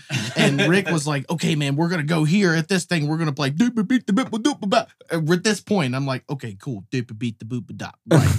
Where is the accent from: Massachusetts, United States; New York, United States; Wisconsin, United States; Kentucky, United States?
Kentucky, United States; Eastern; I'm from Eastern Kentucky